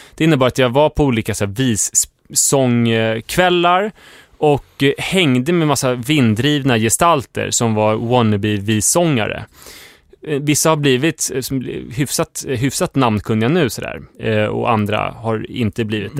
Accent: Stuvsta, Stockholm County, Sweden; hemma i Stuvstavillan

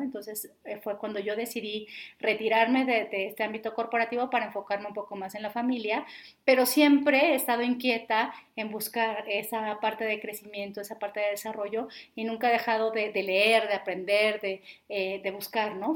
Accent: Mexico; nosotros como mexicanos

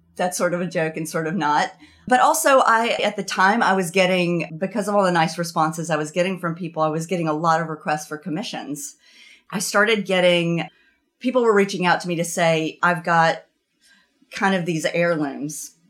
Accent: the South, United States; moved away as an adult; now in Vermont, United States; growing up in the South, the culture of the South had more of an influence on what I was making

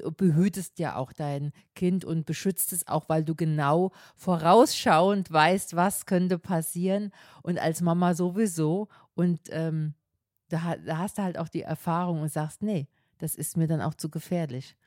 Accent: Münster, Germany; Bei uns in Münster

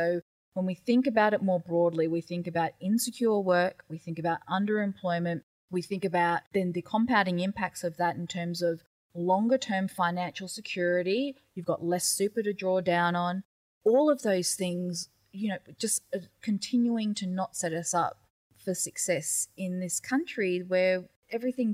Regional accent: Daintree Rainforest, North Queensland, Australia; I'm Gugul Yalanji from the Daintree Rainforest

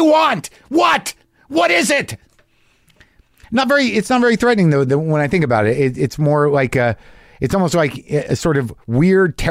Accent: Albuquerque, New Mexico, United States; moved away; Albuquerque, New Mexico, my hometown

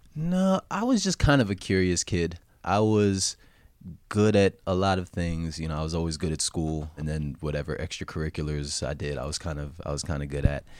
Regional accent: South Orange, New Jersey, United States; also born or lived in New York City; I was born, uh, in New Jersey. I grew up there too

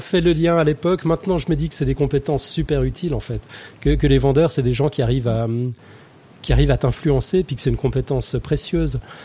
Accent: Lausanne, Vaud, Switzerland; born or raised there; also born or lived in Geneva, Switzerland / Morges, Switzerland

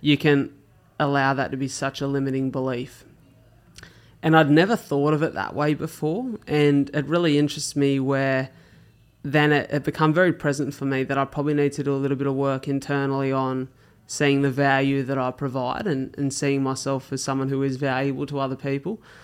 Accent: Australia; as Aussie kids

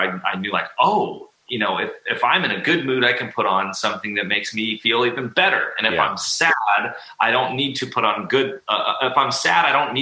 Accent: Huntington Beach, California, United States; I grew up like in the surf and skate culture growing up in Huntington Beach

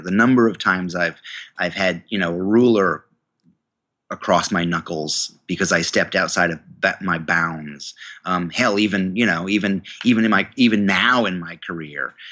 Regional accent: New York, United States; I went to the university in my hometown, um, a state university of New York

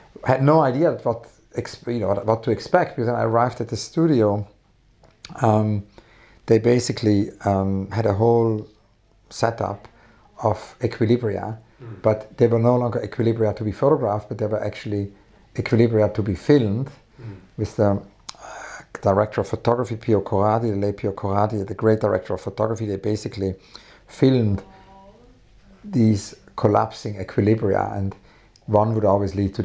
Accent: Weinfelden, Thurgau, Switzerland; also born or lived in Zurich / St. Gallen; now in London, United Kingdom; I grew up in Switzerland

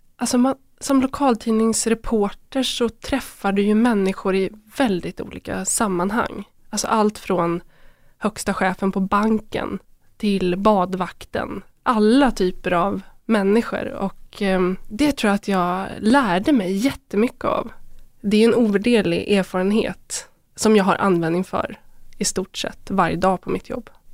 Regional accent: Köping, Västmanland, Sweden; Jag växte upp i Köping

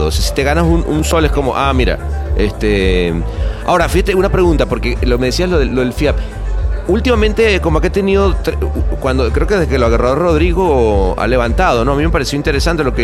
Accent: Venezuela; en esa época trabajando en Venezuela. Bueno, obviamente siempre como venezolano vas diciendo, wow

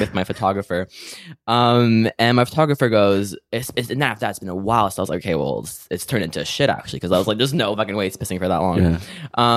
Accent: Canada; moved away; also born or lived in England; we were actually in my hometown in Canada

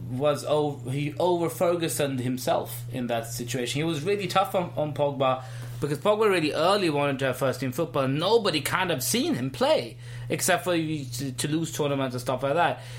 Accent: India; No, I'm Indian.

